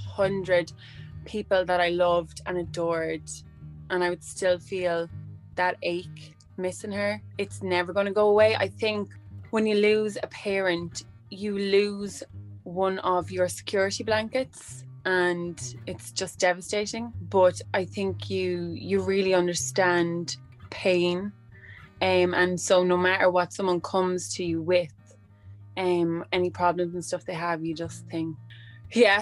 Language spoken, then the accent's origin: English; Midlands, Ireland; I come from the Midlands in Ireland.